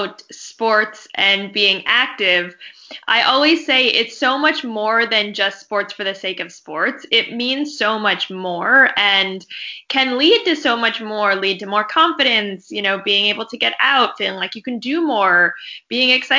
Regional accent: Vermont, United States; I am from Vermont.

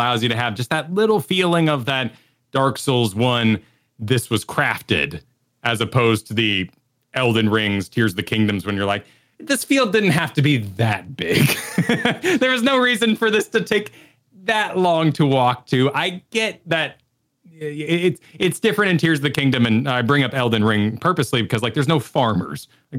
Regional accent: Mexico; And I grew up in Mexico

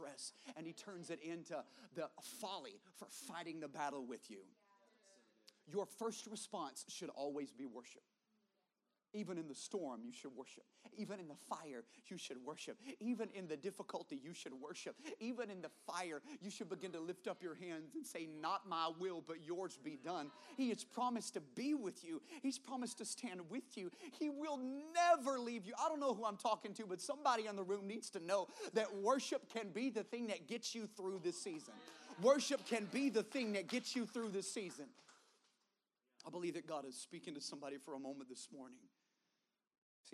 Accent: the South, United States; I grew up in the South.

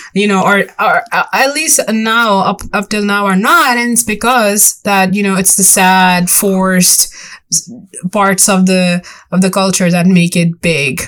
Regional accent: Long Island, New York, United States; i'm from long island

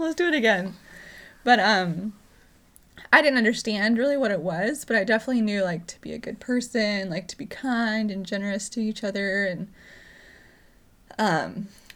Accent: North Carolina, United States; I was born in North Carolina

